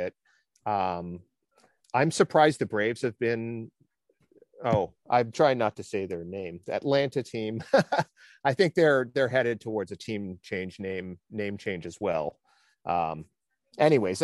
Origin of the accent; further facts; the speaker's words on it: Canada; as a Canadian